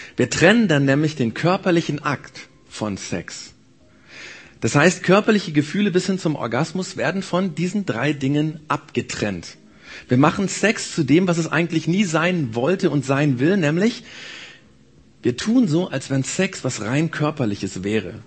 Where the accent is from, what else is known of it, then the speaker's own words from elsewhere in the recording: Germany; Bei uns in Deutschland